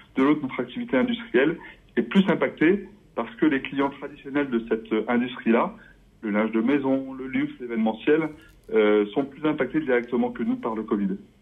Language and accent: French; Voreppe, Isère, Auvergne-Rhône-Alpes, France; now in Romans-sur-Isère, France; J'ai grandi à Vorette, en Isère